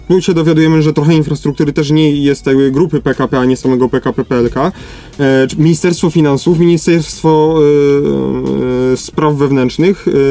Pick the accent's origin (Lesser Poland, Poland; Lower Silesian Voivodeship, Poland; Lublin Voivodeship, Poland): Lesser Poland, Poland; jesteśmy z Małopolski